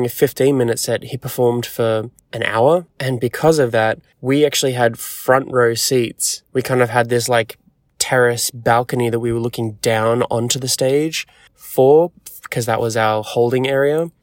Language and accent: English; Sydney, New South Wales, Australia; moved away as an adult; also born or lived in New York; back in my home country, in my home city